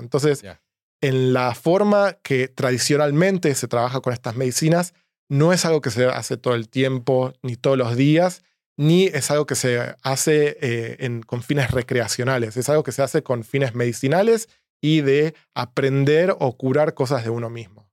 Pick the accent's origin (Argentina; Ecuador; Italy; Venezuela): Argentina; moved away as an adult; now in San Francisco, United States; soy argentino, mm. estudié economía en Argentina